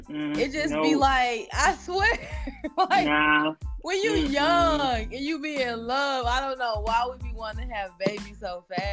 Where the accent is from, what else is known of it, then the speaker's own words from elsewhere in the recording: Wisconsin, United States; born there; Shout out to the Packers, my state that I was born. I can't say my home state, but I was born there, wasn't raised, but shout out to the Packers, you guys.